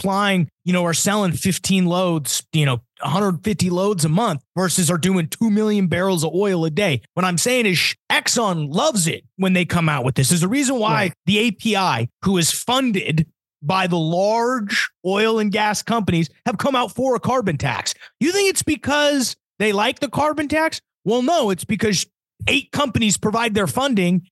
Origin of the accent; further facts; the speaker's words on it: Denver, Colorado, United States; now in Dallas, United States; I come from Denver